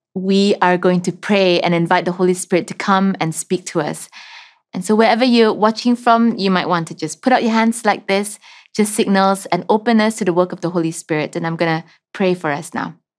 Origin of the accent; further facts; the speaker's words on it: Sarawak, Malaysia; I'm from Sarawak, from the Lunbang tribe that lives in the Barrio Baclalan Highlands